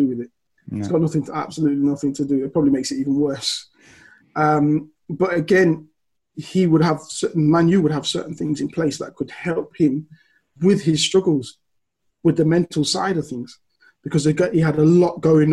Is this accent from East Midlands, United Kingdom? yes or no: yes; Leicester, East Midlands, United Kingdom; moved away as an adult; also born or lived in Liverpool; I was born and raised in Leicester